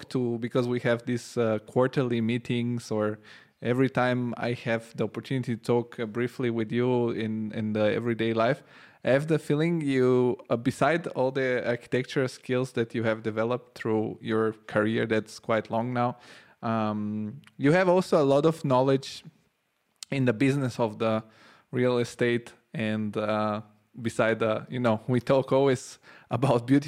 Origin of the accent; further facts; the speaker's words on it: Rome, Lazio, Italy; moved away as an adult; now in Frankfurt, Germany; I come from Rome, where every single little street gives you a surprise